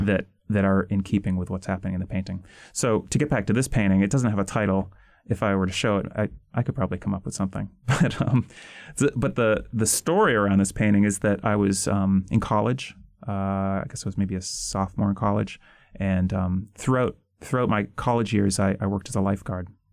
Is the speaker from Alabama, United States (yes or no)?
no; outside of Boston, Massachusetts, United States; I grew up mostly outside of Boston